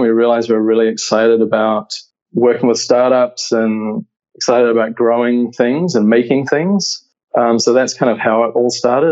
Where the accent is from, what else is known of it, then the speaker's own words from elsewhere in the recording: New Zealand; moved away as an adult; now in United States; you can probably hear that my accent is not American. So I'm originally from New Zealand